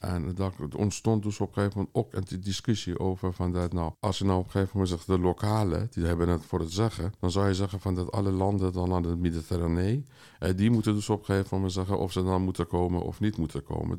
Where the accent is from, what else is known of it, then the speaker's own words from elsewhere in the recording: Tehran, Tehran Province, Iran; moved away as an adult; now in Amsterdam, Netherlands; ik kom uit Iran, eh, dus met 18 jaar ben ik in Teheran geweest